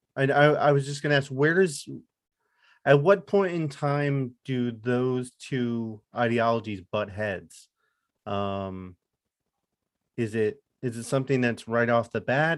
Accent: Lehigh Valley, Pennsylvania, United States; also born or lived in Chicago; I grew up in the Lehigh Valley, so Allentown, Easton, Bethlehem

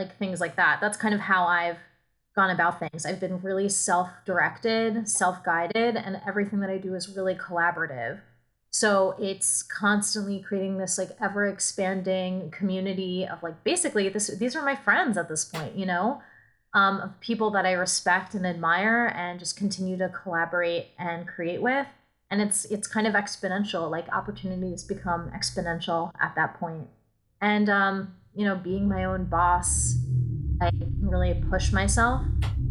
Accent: New York City, New York, United States; moved away as an adult; I'm from New York City. Like I went to school there. Born and raised

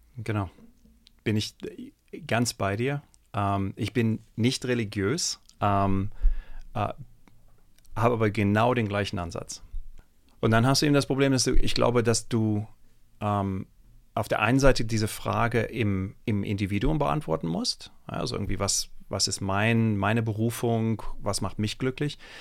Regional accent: Germany; ich bin äh, in Deutschland zur Schule gegangen, das ist allerdings auch schon irgendwie 25, 30 Jahre her

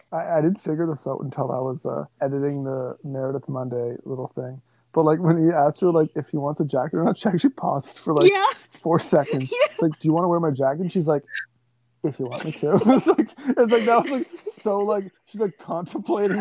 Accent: Canada; as a Canadian

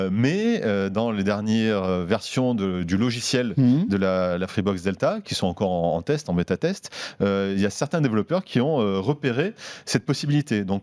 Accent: Marseille, Provence-Alpes-Côte d'Azur, France; c'est mon côté marseillais. oui, c'est bien de rajouter un peu.

